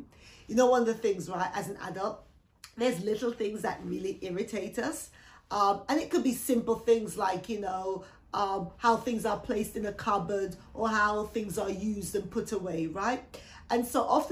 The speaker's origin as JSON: {"language": "English", "country": "Jamaica", "tie": "born or raised there", "moved": "yes", "lives_now": "United Kingdom", "said": "I was born in the Caribbean, so I was born in Jamaica"}